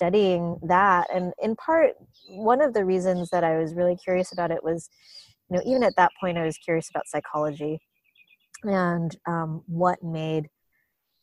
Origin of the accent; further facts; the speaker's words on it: Long Island, New York, United States; now in Los Angeles, United States; I grew up on Long Island in New York